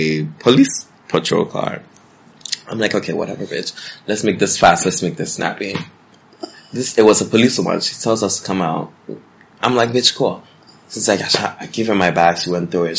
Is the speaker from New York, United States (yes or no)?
yes; New York, United States; I'm from New York, because that's where I'm from